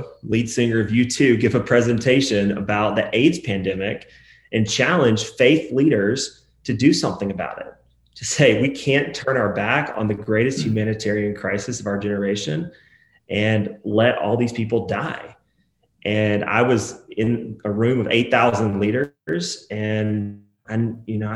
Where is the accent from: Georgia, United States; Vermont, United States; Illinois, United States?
Georgia, United States; Atlanta; also born or lived in Nashville, Tennessee; I grew up in Atlanta, Georgia.